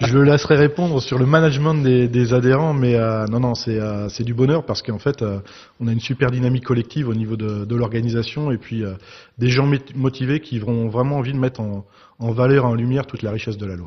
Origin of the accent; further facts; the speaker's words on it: Pays de la Loire, France; moved away as an adult; also born or lived in Cahors / Romania / Germany / Bordeaux region; j'ai rejoint ma région natale